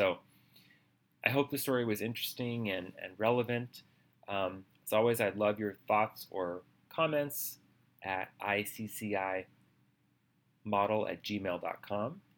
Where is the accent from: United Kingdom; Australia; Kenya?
Australia; born there; also born or lived in Minnesota / Boston; I told him that I was born in Australia and what it was like to live in Minnesota and in Boston with, you know, cold winter weather.